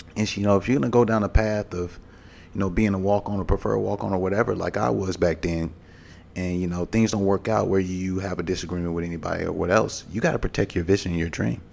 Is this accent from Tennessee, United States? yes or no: no; Mobile, Alabama, United States; I grew up in Mobile, Alabama